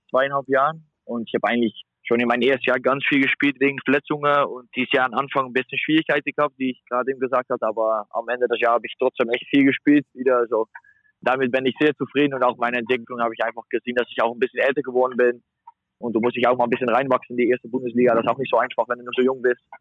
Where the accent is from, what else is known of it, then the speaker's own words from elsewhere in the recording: Netherlands; now in Germany; Hamburg ist auch nur zweieinhalb Stunden weg von meiner Heimat in Holland.